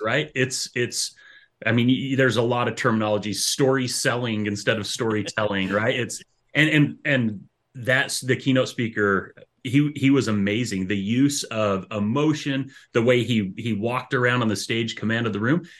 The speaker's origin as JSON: {"language": "English", "region": "Utah", "country": "United States", "tie": "born or raised there", "also_born_or_lived": "Idaho", "moved": "as an adult", "lives_now": "Stevensville, Michigan, United States", "said": "I'm, I'm originally from out west, so I grew up in Utah and Idaho."}